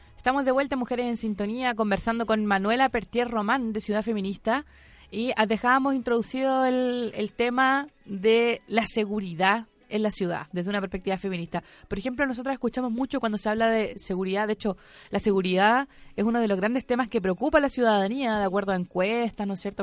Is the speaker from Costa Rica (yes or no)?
no; Copiapó, Atacama, Chile; now in Santiago, Chile; yo soy de Copiapó, cuando yo vivía en Copiapó y llegaba a vivir a Santiago